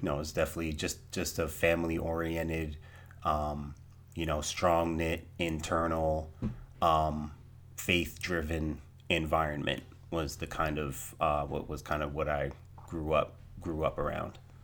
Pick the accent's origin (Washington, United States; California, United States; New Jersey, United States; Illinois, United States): New Jersey, United States; Trenton; I was born in Trenton, New Jersey. Born and raised in New Jersey.